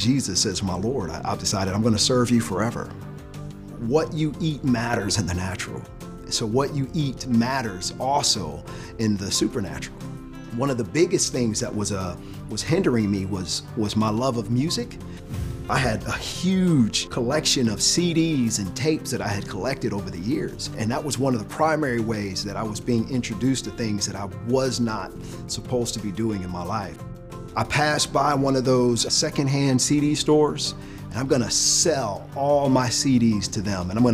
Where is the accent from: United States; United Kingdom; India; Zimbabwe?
United States; Detroit, Michigan; I'm from inner city Detroit